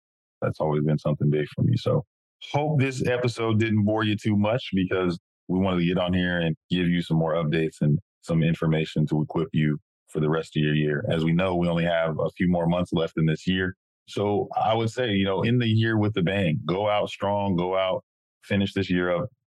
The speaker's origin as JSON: {"language": "English", "town": "Madera", "region": "California", "country": "United States", "said": "I'm from Madera, California, the thriving metropolis"}